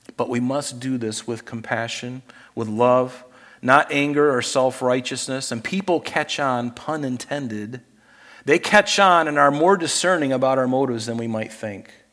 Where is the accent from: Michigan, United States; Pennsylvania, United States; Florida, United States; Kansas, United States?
Florida, United States; Pine Island, southwest; as a young kid in growing up on Pine Island in southwest Florida